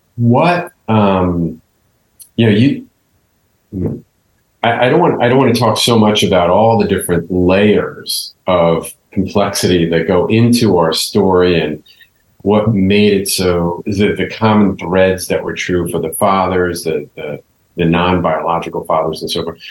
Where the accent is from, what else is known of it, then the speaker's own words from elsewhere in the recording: New York, United States; I was born in Bronx Hospital